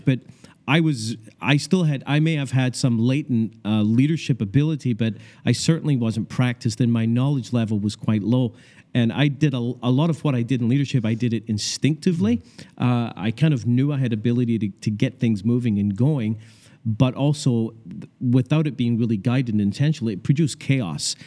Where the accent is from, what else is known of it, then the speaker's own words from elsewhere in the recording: Scotland, United Kingdom; moved away; also born or lived in Canada; I grew up in Scotland